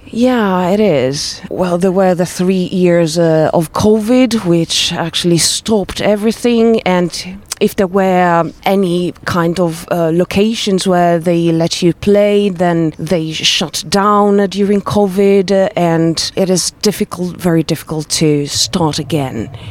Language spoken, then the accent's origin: English; Trieste, Friuli-Venezia Giulia, Italy; English is a second language; we come from Trieste, Italy, northeast of Italy